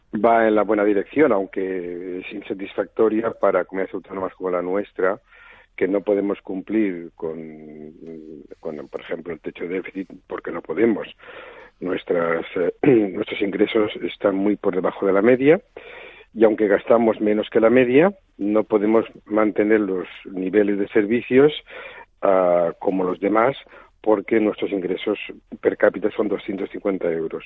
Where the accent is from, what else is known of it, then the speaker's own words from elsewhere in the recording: Spain; Nosotros somos un país de la Europa